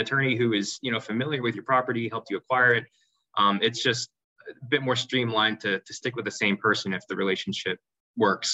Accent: New York City, New York, United States; moved away as an adult; now in Louisville, United States; I was born and raised in New York City. I am a fourth generation New Yorker

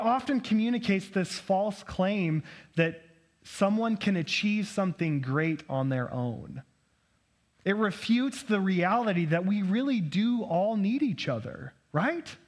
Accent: United States; growing up as an American

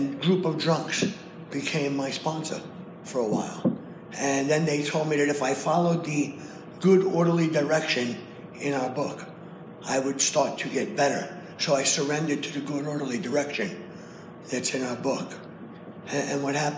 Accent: New York City, New York, United States; I come from Brooklyn

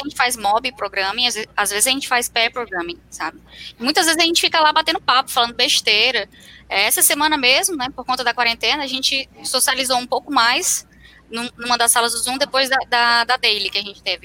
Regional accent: Fortaleza, Ceará, Brazil; now in Curitiba, Brazil; Eu sou de Fortaleza, mas eu me mudei para Curitiba.

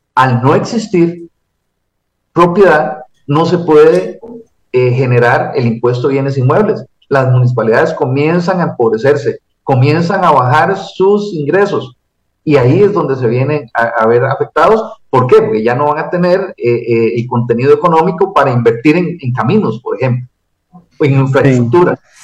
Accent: Costa Rica; como cualquier costarricense

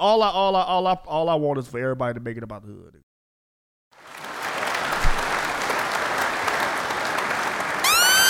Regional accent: Chicago, Illinois, United States; moved away; also born or lived in Las Vegas, Nevada; When I moved from Chicago and, like, lived in Vegas

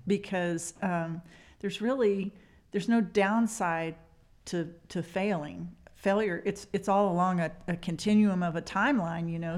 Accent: Spearman, Texas, United States; now in Amarillo, United States; I grew up in the Panhandle in Spearmint

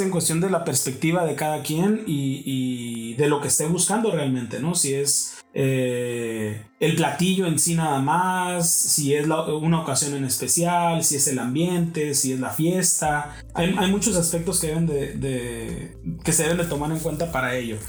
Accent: Baja California, Mexico; soy mexicano

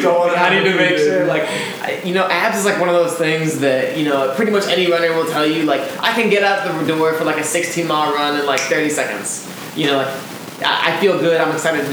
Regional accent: Springfield, Illinois, United States; now in Boston, United States; my house where I grew up in Springfield, Illinois

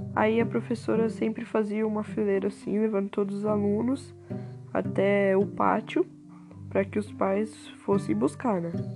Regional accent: Taboão da Serra, São Paulo, Brazil; nasci em Taboão da Serra

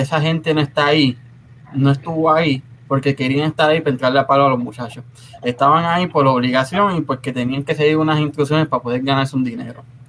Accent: Puerto Rico; de donde yo vengo somos calle. En Casiano todos hablábamos con el juego de calle

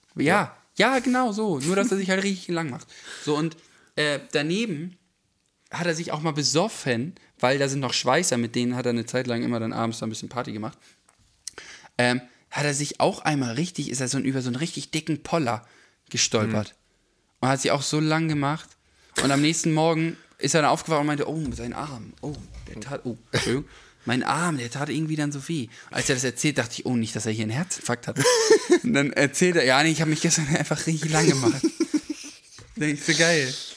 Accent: Schleswig-Holstein, Germany; nach ähm, Schleswig-Holstein, je nach Selk. Hm mhm. Äh, wo ich aufgewachsen bin

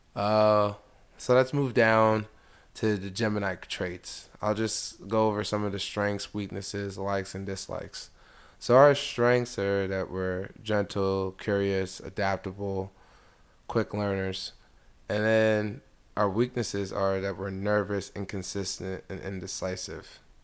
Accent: United States; also born or lived in DC area; I was born in America, my family is from Nigeria

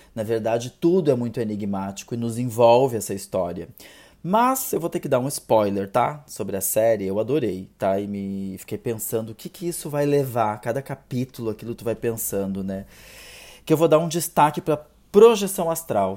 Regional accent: South Region, Brazil; eu sou aqui do Sul

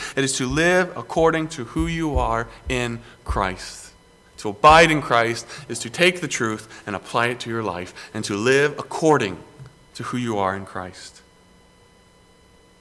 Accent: Greenville, South Carolina, United States; Growing up in South Carolina, in Greenville, people just assume that South Carolina is all beach

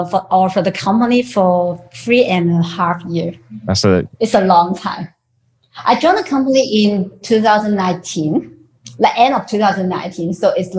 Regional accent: Shenzhen, Guangdong, China; English is a second language; because like I'm a Cantonese, so I grew up in Shenzhen, China, which is like we grew up with like the Cantonese song from Hong Kong.

